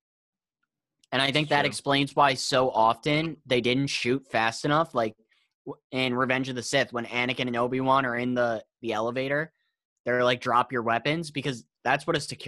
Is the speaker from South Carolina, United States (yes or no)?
no; New York City, New York, United States; I'm from New York City